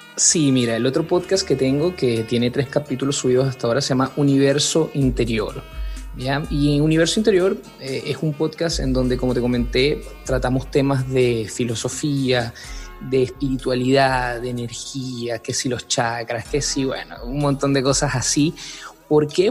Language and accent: Spanish; Venezuela; moved away as an adult; now in Santiago, Chile; Soy venezolano, soy venezolano de Venezuela.